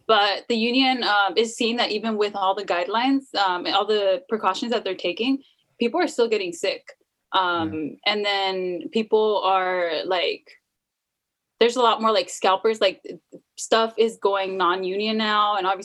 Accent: Idaho, United States; I'm not like everyone else. I'm from Idaho and like, I don't like horses.

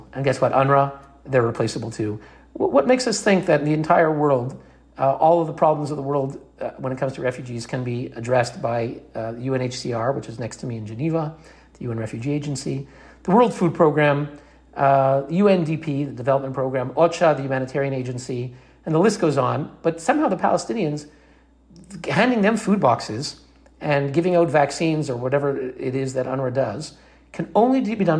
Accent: Canada; moved away; as a Canadian

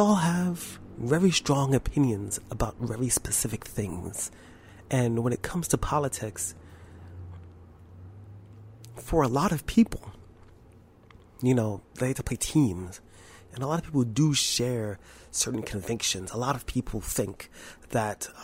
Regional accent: New York, United States; I'm from New York and I'm black

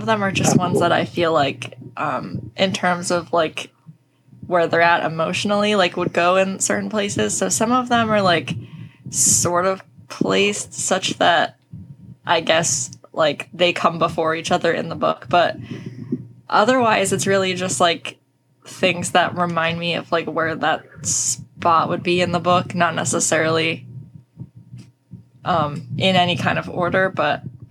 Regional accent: right outside of Philadelphia, Pennsylvania, United States; moved away as an adult; also born or lived in Pittsburgh, Pennsylvania; now in New Jersey, United States; I'm from right outside of Philly, and then for a couple years I lived in Pittsburgh

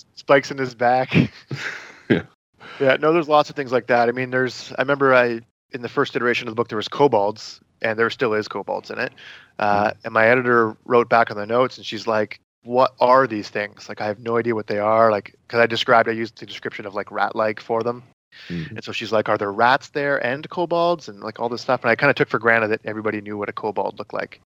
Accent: Brighton, Ontario, Canada; my hometown of Brighton, Ontario

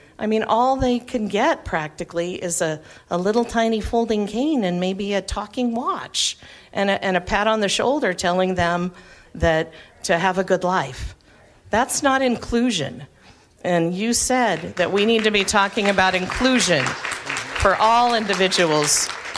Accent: Massachusetts, United States; I am so happy that I am from Massachusetts, because we do not have order of selection.

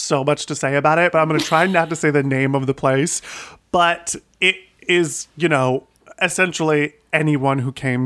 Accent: Sandusky, Ohio, United States; also born or lived in New York; now in Los Angeles, United States; growing up in Ohio

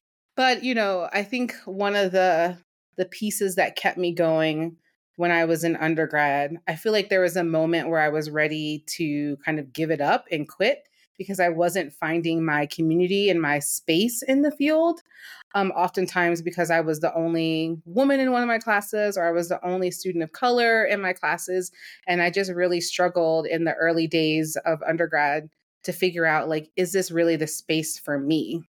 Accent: Maryland, United States; I grew up in Maryland.

